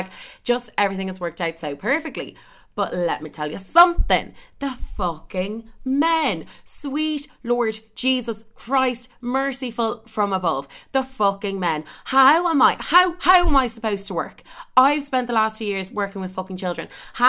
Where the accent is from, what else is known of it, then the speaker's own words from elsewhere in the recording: Ireland; oh, I'm from Ireland. I only came over last week. Literally, I've only been here like a week and a day.